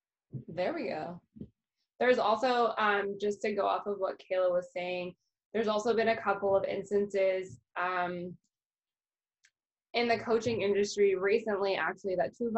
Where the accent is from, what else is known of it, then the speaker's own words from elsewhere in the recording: Canada; which is very frustrating as a Canadian to be like, I can't work with a Canadian coach because they charge in US dollars.